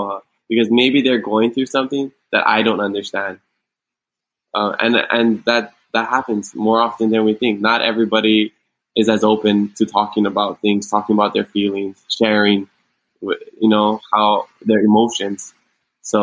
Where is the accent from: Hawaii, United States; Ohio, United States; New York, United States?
Hawaii, United States; Growing up in Hawaii